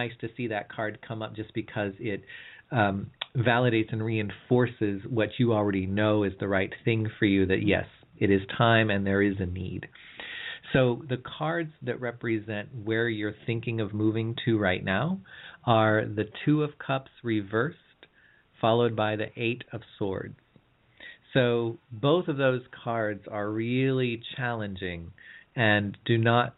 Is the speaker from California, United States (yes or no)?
yes; California, United States; I'm from California